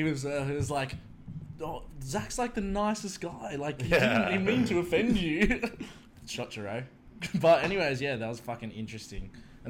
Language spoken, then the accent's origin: English; Sydney, New South Wales, Australia; so where are you from? I was like, oh, the Northern Beaches.